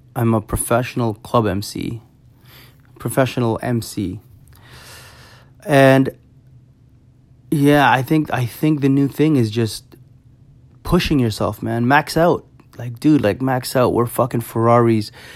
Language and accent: English; Toronto, Ontario, Canada; I'm in, I'm from Toronto